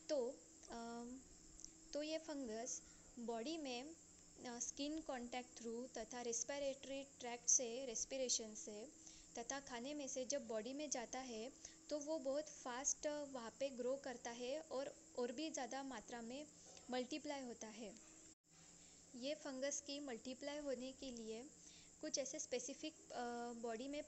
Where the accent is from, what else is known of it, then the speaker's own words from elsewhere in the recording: Nagpur, Maharashtra, India; मैं नागपुर डिस्ट्रिक्ट से बिलोंग करती हूँ